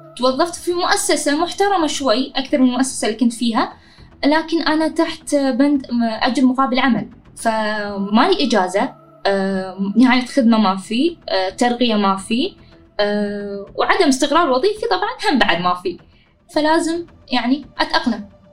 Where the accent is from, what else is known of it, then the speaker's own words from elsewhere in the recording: Kuwait; أنا بشكل عام البدون